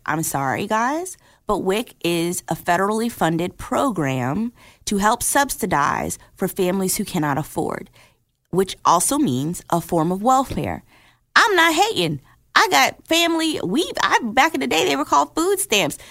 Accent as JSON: {"language": "English", "town": "Newark", "region": "New Jersey", "country": "United States", "said": "I'm from Newark, New Jersey"}